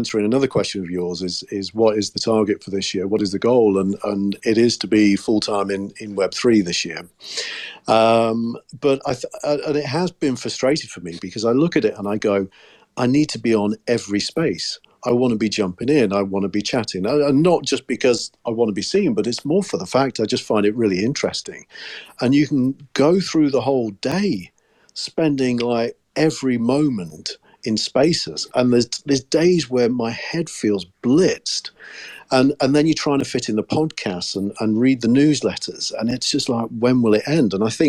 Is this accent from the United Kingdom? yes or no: yes; United Kingdom; I was just being very British